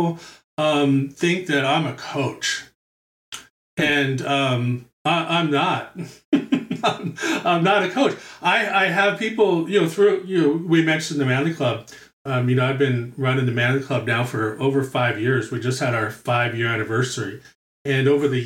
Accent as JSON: {"language": "English", "town": "New York City", "region": "New York", "country": "United States", "tie": "born or raised there", "moved": "yes", "said": "I'm from born and raised in Brooklyn."}